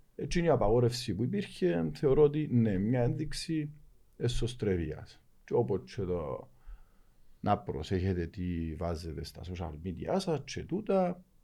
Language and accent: Greek; Lakatamia, Nicosia District, Cyprus; μεγάλωσα στη Λακατάμια